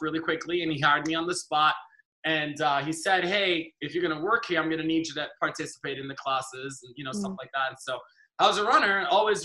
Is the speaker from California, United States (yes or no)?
yes; Los Angeles, California, United States; also born or lived in Trinidad and Tobago; I grew up